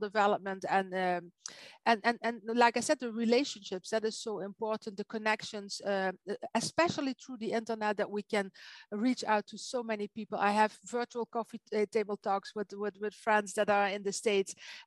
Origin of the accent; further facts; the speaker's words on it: Netherlands; English is a second language; now in Belgium; I'm not an English-speaking native. I'm from Holland. I live in Belgium.